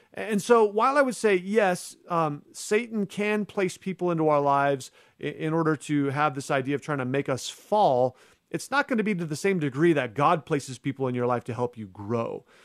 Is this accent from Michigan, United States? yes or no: no; Arizona, United States; in a church in my home state of Arizona